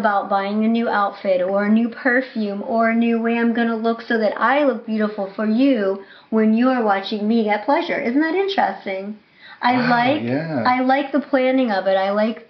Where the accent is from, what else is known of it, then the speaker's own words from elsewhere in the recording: Michigan, United States; accent: Michigan; also born or lived in Florida; My Michigan accent? My Florida Michigan accent?